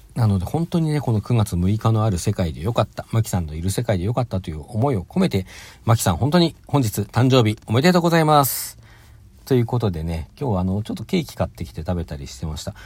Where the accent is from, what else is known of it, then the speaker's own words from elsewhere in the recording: Hokkaido, Japan; 私北海道出身なんで